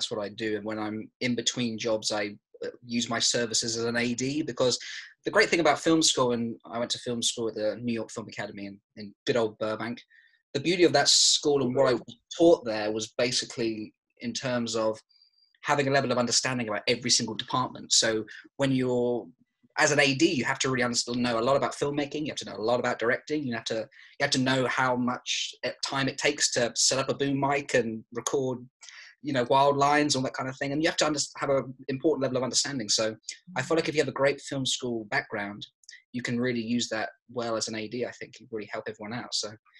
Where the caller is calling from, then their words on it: London, United Kingdom; I'm calling from London at the moment